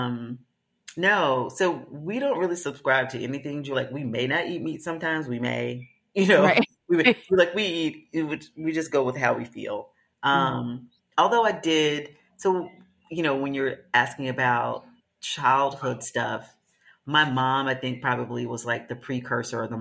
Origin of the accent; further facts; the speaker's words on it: the South, United States; I'm from the South